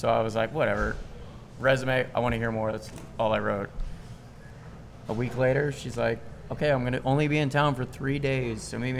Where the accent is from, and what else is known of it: Virginia, United States; born or raised there